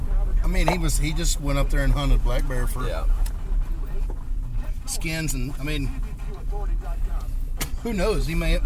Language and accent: English; Damascus, Virginia, United States; moved away; also born or lived in Texas / Northern California; I grew up in Damascus. It's a very small town on 58. And it's basically the end of the road.